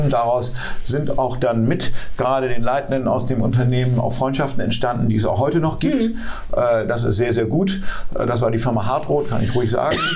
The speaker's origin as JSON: {"language": "German", "country": "United States", "tie": "born there", "said": "In Los Angeles, ich bin in den USA geboren, ich sage das hm. mal dazu, war, äh, bis ich 21 äh, war, auch US-Staatsbürger"}